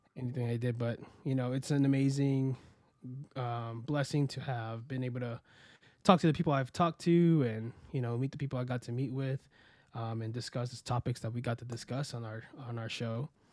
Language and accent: English; Florida, United States; also born or lived in Queens, New York; I was born in Queens, New York, and raised in Florida